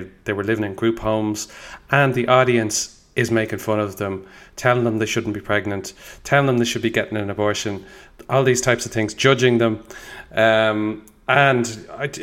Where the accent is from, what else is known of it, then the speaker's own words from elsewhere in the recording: Dublin, Leinster, Ireland; I grew up, I was born in Dublin in 1985